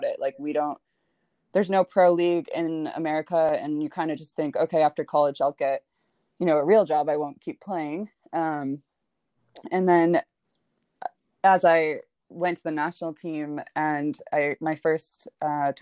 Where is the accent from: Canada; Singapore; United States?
United States; Bartlett, Illinois; moved away as an adult; also born or lived in Wheaton, Illinois / Tennessee / Nebraska; I was born and raised in Bartlett, Illinois.